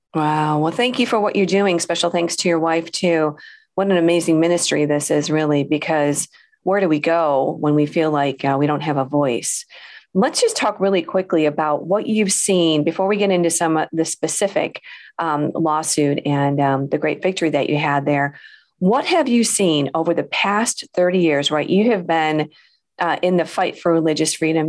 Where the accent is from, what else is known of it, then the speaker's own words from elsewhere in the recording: Illinois, United States; here in Illinois. That is my home state